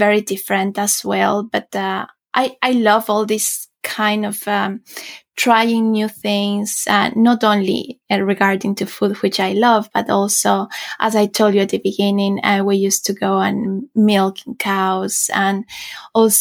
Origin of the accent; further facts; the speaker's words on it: Quito, Pichincha, Ecuador; moved away as an adult; also born or lived in United Kingdom / China / France / Switzerland; now in Sweden; Ecuador, my home country